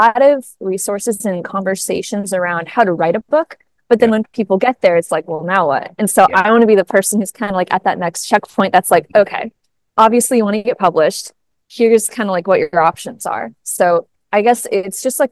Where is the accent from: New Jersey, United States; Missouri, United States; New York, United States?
Missouri, United States; now in Chicago, United States; I'm from Missouri